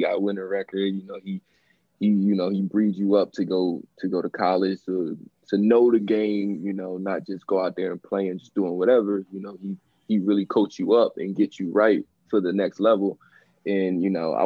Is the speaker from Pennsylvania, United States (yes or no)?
yes; Chester, Pennsylvania, United States; also born or lived in Delaware; I'm from Chester